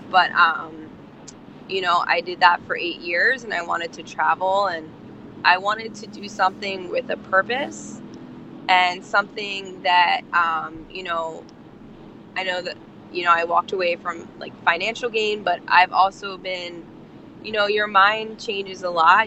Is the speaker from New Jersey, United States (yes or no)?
yes; Absecon, New Jersey, United States; I'm from New Jersey too, girl. Um, I'm from Atlantic, uh, right outside of Atlantic City, Absecon.